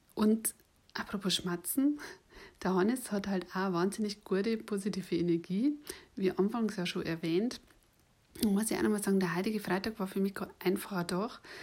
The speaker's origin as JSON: {"language": "German", "region": "Bavaria", "country": "Germany", "accent": "Bavarian", "said": "ich habe einen bayerischen Akzent"}